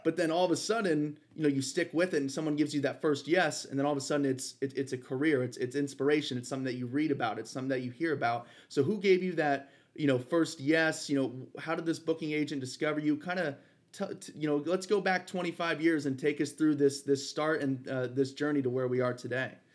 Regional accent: Ohio, United States; we're from Ohio

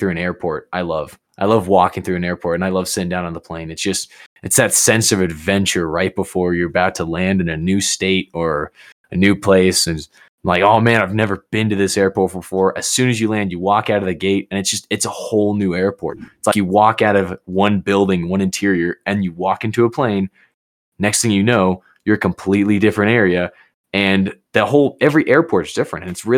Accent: Colorado Springs, Colorado, United States; also born or lived in Georgia; moved here when I was like one. I was born in Georgia, but all I can remember is Colorado.

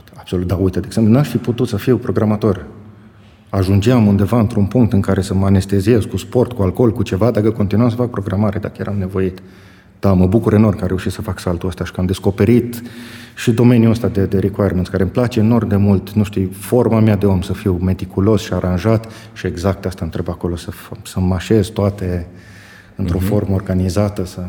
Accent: Bocșa, Caraș-Severin County, Romania; moved away as an adult; also born or lived in Germany; revin la Bocșa, orașul meu natal, unde îmi știu toți oamenii

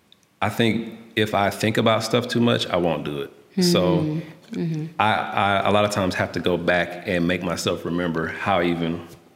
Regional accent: Alabama, United States

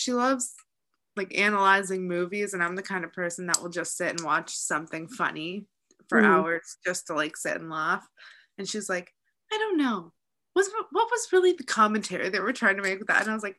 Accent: Chicago, Illinois, United States; accent: Midwest; moved away; And then I'm from Chicago, Illinois. So apparently I have a bit of a Midwest accent, but it's heavier when I'm on the phone with my parents, according to other people.

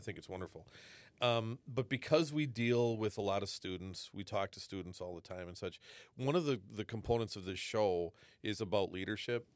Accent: Wisconsin, United States; moved away; I, I grew up in Wisconsin

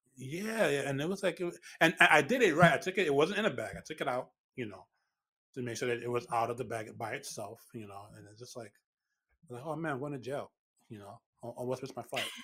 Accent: New York City, New York, United States; now in Westchester County, United States; I'm born and raised in the Bronx

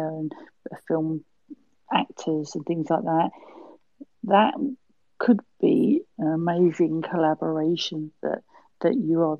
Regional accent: England, United Kingdom; Being English

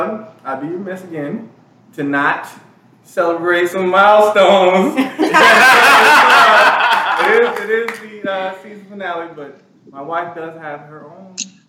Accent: Atlanta, Georgia, United States; I'm from Atlanta, so I talk kind of fast sometimes.

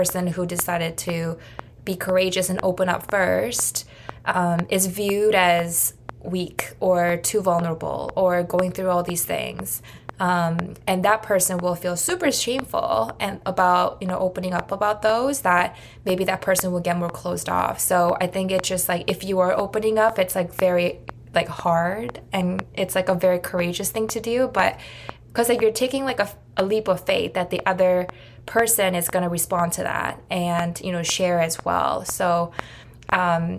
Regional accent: Canada; grew up with, like as a Canadian

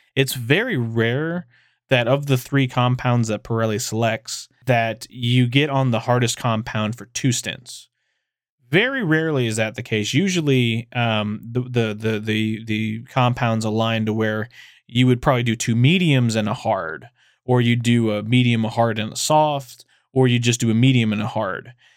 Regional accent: Texas, United States; I'm a guy from Texas

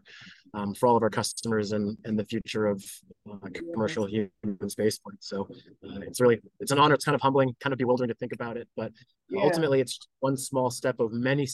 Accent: United States; I grew up here in the United States

